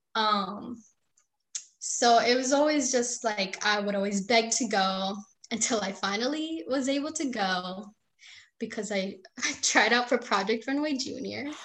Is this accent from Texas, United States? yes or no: no; St. Johns County, Florida, United States; also born or lived in Puerto Rico; I was born in Puerto Rico, but I moved to Florida when I was 6 years old